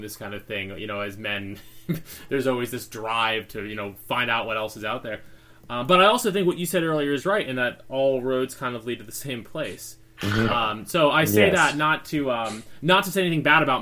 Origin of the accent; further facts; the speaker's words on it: Syracuse, New York, United States; moved away as an adult; now in Los Angeles, United States; I grew up on the East Coast. I was born in Syracuse, New York